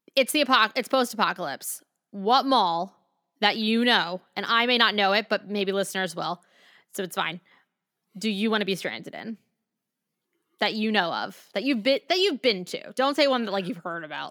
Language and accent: English; Maryland, United States; I'm from Maryland